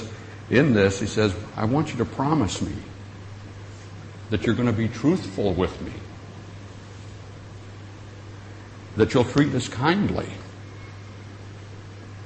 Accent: Michigan, United States; moved away as an adult; also born or lived in Colorado; I grew up in Michigan

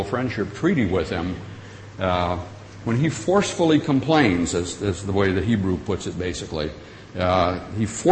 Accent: Michigan, United States; moved away as an adult; also born or lived in Colorado; I grew up in Michigan

